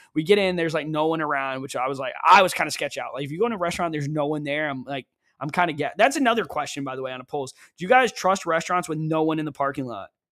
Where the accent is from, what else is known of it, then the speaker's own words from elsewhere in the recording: Ellington, Connecticut, United States; moved away; also born or lived in the Carolinas; growing up in Ellington, Connecticut